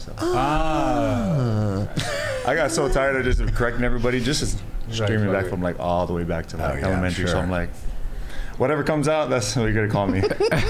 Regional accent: Laie, Hawaii, United States; I'm from Hawaii.

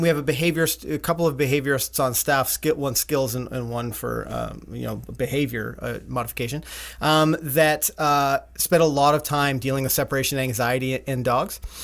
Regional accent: Canada; we're Canadian

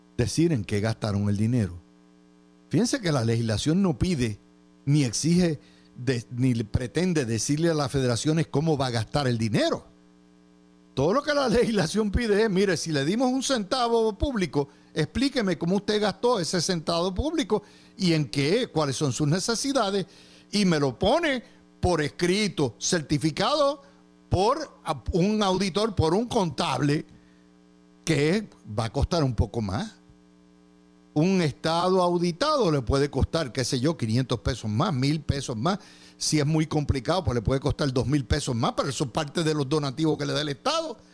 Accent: Puerto Rico; yo soy boricua

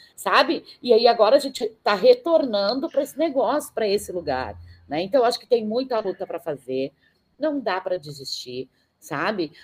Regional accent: Brazil; sou brasileira

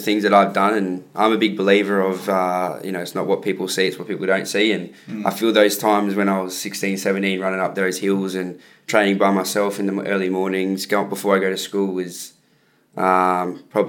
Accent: Landsborough, Queensland, Australia; grew up in Landsborough. Went to Landsborough Primary School

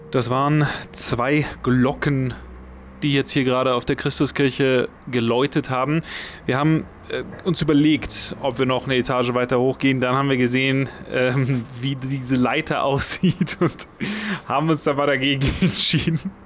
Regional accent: Germany; now in Namibia; ich bin Protestant und in der katholischen Kirche groß geworden, weil ich als Kind in Deutschland immer im Kirchenchor war

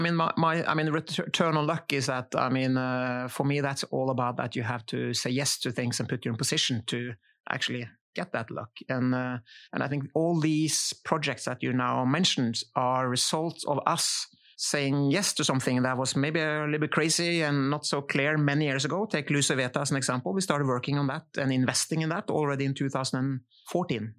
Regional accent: Kragerø, Vestfold og Telemark, Norway; I grew up in Kragerø, which is a small city south of uh, Oslo

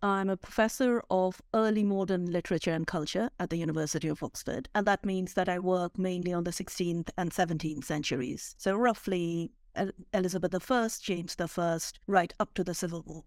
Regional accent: India; moved away; I was born and brought up in India

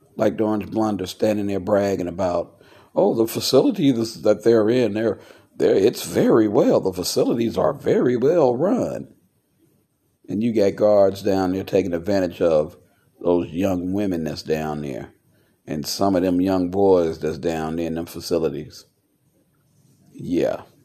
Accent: United States; an American veteran, I look at the fact that I put on a a uniform to stand for the country I was born

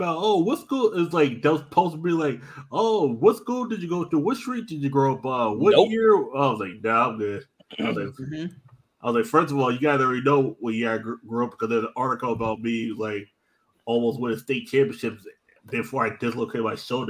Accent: Stamford, Connecticut, United States; I grew up in Stanford, Connecticut.

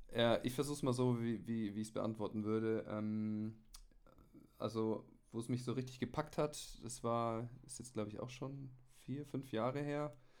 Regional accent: Munich, Bavaria, Germany; ich komme aus München

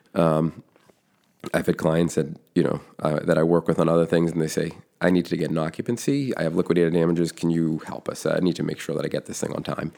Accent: Foxborough, Massachusetts, United States; now in West Roxbury, United States; grew up in Foxborough, Massachusetts

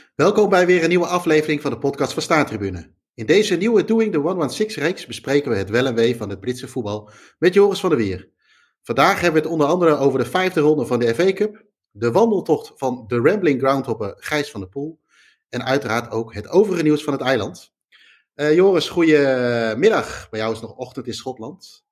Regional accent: Netherlands; wij als Nederlander

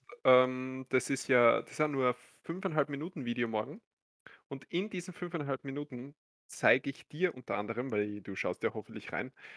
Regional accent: Austria; So sind wir Österreicher, so bin ich

